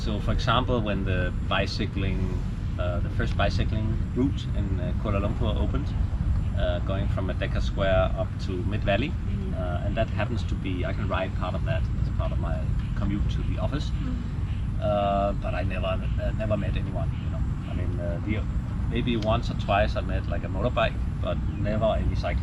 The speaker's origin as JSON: {"language": "English", "town": "Copenhagen", "region": "Capital Region of Denmark", "country": "Denmark", "moved": "as an adult", "lives_now": "Malaysia", "said": "Well, I'm from Copenhagen, so that's one of the cycling capitals of the world."}